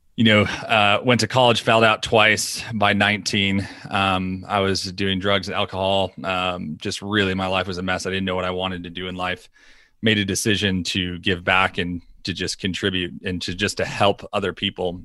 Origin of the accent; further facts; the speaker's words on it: New York, United States; We are from New York